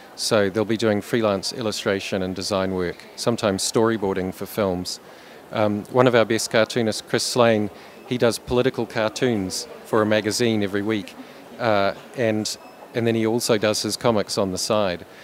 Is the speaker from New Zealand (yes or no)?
yes; New Zealand; I'm a cartoonist from New Zealand.